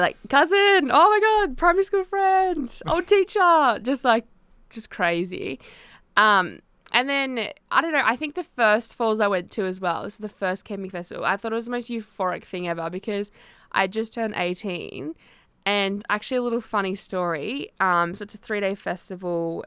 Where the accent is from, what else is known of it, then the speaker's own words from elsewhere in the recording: Tasmania, Australia; I grew up in Tassie